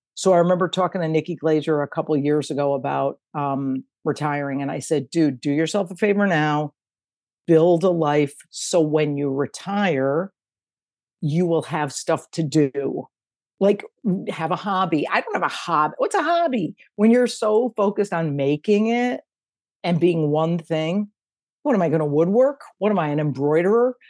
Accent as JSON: {"language": "English", "region": "Connecticut", "country": "United States", "tie": "born or raised there", "said": "living in the house where I grew up in in Connecticut"}